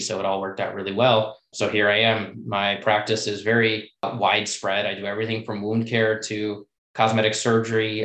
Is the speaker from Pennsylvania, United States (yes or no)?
no; Chicago, Illinois, United States; moved away as an adult; also born or lived in Washington, D.C.; I was born and raised in Chicago